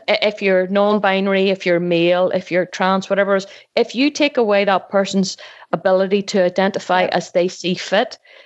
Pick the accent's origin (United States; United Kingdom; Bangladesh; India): United Kingdom; Northern Ireland